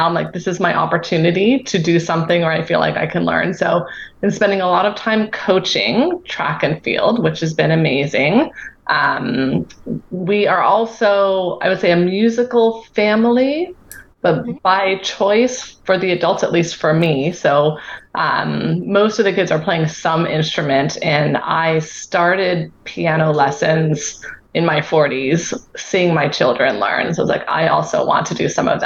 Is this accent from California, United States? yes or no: yes; Southern California, United States; moved away as an adult; also born or lived in United Kingdom; now in Boston, United States; I grew up in Southern California.